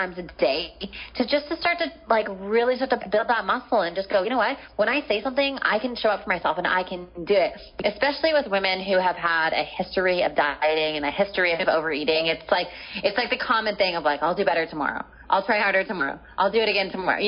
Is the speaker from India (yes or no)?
no; Canada; moved away as an adult; now in San Diego, United States; I'm Canadian. I had like a house and a car and my family and all of my belongings and my business and et cetera, et cetera. Everything was in Canada.